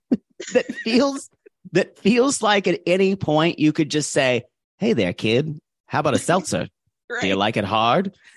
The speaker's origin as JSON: {"language": "English", "region": "the South", "country": "United States", "tie": "born or raised there", "said": "I grew up in the South"}